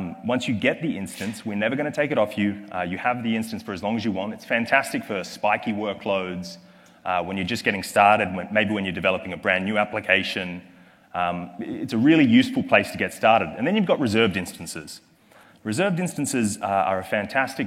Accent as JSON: {"language": "English", "country": "Australia", "accent": "Australian", "said": "my accent is from Australia"}